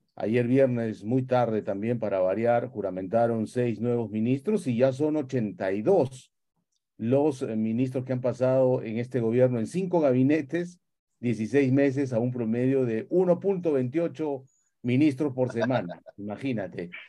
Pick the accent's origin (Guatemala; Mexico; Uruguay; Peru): Peru; como peruano